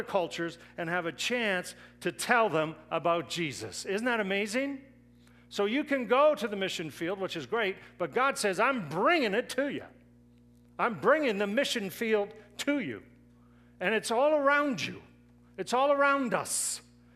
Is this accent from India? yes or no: no; Canada; us as Canadians